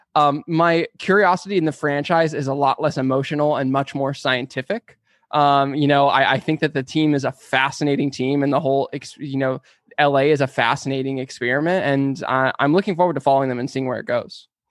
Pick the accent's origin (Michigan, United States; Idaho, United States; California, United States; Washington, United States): California, United States; San Diego; moved away as an adult; now in Los Angeles, United States; I was born and raised in San Diego